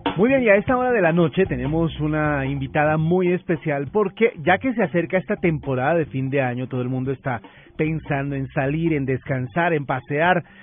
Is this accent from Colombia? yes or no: yes; Colombia; como buenos colombianos